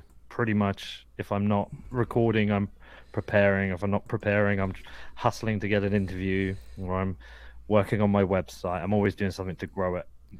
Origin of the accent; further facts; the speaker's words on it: Bedford, East of England, United Kingdom; I'm from Bedford, but I'm in Chicago right now.